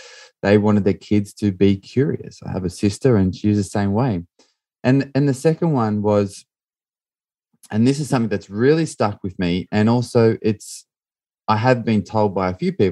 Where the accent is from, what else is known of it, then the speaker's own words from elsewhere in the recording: Australia; I grew up in Australia.